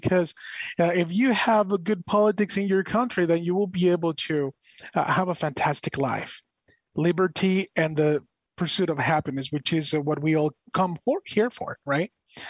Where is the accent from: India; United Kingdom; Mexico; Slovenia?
Mexico; Monterrey, Nuevo León; now in United States; I have been in the U.S. here since 2003. I was born in Mexico, I'm Monterrey, Mexico, and everything like that. But I adopted the American culture as mine, and I consider myself an American, even though I'm from Mexico